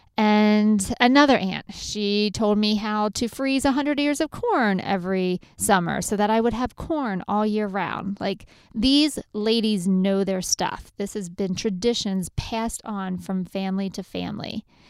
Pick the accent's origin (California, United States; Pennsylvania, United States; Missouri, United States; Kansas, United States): Pennsylvania, United States; Lancaster County; I grew up in Lancaster County, where if you throw some meat, potatoes, and corn on the table, you have an amazing meal.